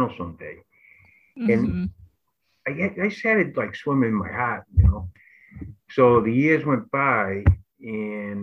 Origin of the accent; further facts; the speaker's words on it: Lynn, Massachusetts, United States; I grew up in Lynn, Massachusetts, and I grew up in the Highlands.